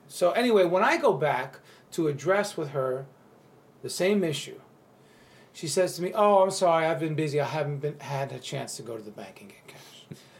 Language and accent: English; New York, United States; this is the weird part about being a New Yorker and so being so upfront with your emotions that people feel uncomfortable.